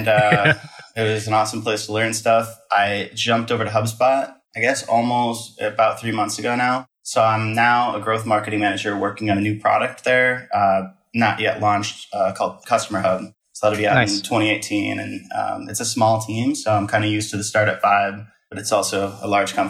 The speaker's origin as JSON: {"language": "English", "region": "Midwest", "country": "United States", "tie": "born or raised there", "also_born_or_lived": "Wisconsin", "moved": "as an adult", "lives_now": "Texas, United States", "said": "I grew up in the Midwest"}